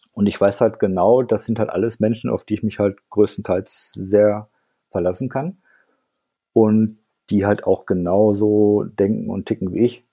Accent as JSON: {"language": "German", "area": "Ruhr area", "region": "North Rhine-Westphalia", "country": "Germany", "tie": "born or raised there", "moved": "yes", "lives_now": "Frankfurt am Main, Germany", "said": "dass ich halt im Ruhrgebiet aufgewachsen bin"}